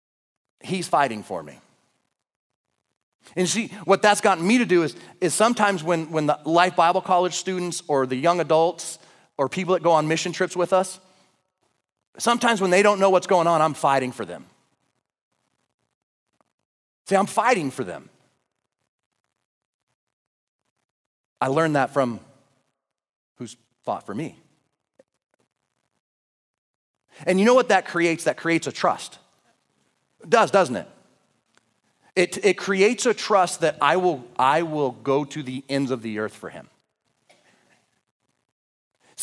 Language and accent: English; Oregon, United States; now in Idaho, United States; I'm from Oregon